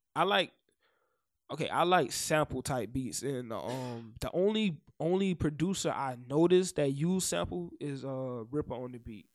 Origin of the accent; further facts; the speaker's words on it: the South, United States; I'm from the South. So, of course, I'm gonna make South music